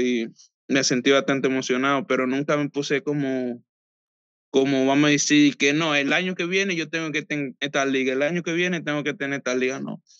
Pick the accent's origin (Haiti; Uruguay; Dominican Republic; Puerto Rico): Dominican Republic; Samaná; moved away as an adult; also born or lived in Santo Domingo, Dominican Republic; now in United States; Hasta como ocho o nueve años de ahí me fui hacia la capital con mi papá